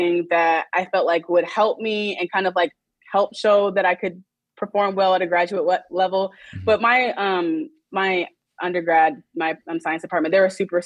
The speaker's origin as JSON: {"language": "English", "region": "Oklahoma", "country": "United States", "also_born_or_lived": "Los Angeles", "moved": "as an adult", "said": "I was originally from Oklahoma"}